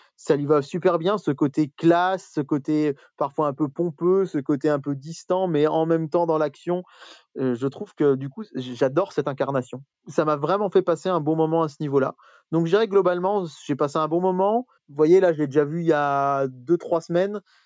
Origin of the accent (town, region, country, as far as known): France